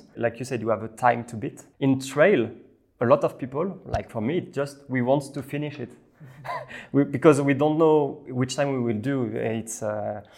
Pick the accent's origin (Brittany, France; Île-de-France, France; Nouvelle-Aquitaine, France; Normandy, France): Normandy, France; English is a second language; moved away as an adult; also born or lived in Paris; now in Lausanne, Switzerland; I'm from the seaside. I was born in Normandy.